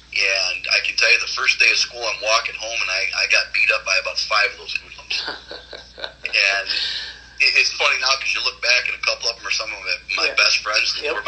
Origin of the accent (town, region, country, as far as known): Hillsdale, Michigan, United States; born or raised there